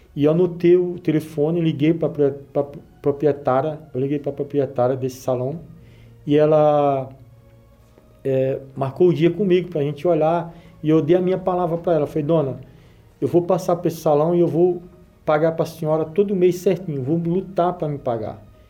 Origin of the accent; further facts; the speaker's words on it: Alagoas, Brazil; accent: nordestino; now in São Paulo, Brazil; o meu português não é, não é um português correto, pelo fato de eu ser é, nordestino também